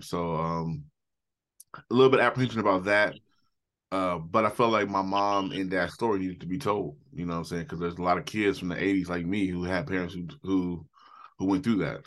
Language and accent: English; Portland, Oregon, United States; I'm from Portland, Oregon.